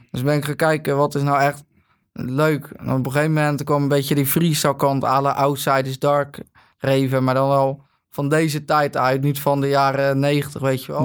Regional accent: Katwijk, South Holland, Netherlands; Ik kom uit Katwijk

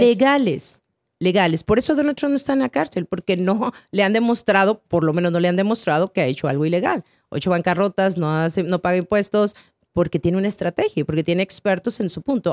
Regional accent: Torreón, Coahuila, Mexico; moved away as an adult; also born or lived in Guadalajara / Chihuahua; now in United States; Nací en Guadalajara, me crié en Torreón, viví en Chihuahua y luego brinqué el charco.

